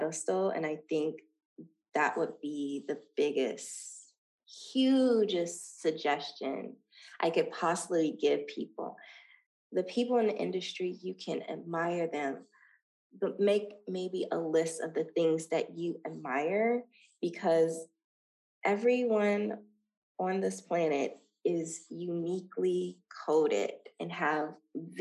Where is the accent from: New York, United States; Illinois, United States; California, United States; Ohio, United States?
Ohio, United States; Dayton; moved away as an adult; now in Los Angeles, United States; Dayton, Ohio is building a humongous film studio in my hometown.